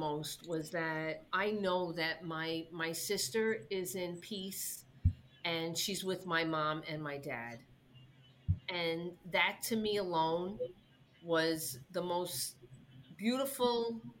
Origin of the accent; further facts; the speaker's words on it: New York City, New York, United States; Oh, from Brooklyn.